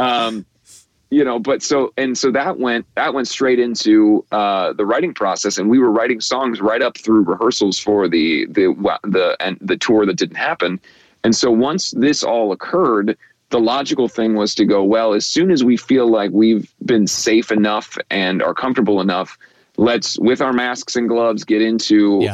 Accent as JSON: {"language": "English", "town": "Cincinnati", "region": "Ohio", "country": "United States", "tie": "born or raised there", "said": "we did not have an NBA team uh, growing up in Cincinnati"}